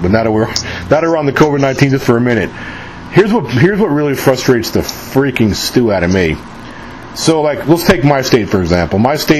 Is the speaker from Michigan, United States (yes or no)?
no; New York, United States; now in Mississippi, United States; I live in Mississippi. I'm from New York originally, but I've been living down in the South for like over 20 years now.